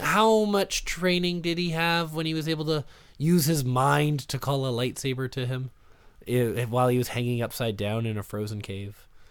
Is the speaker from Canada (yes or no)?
yes; Canada; I talk weird. It's 'cause I'm from Canada.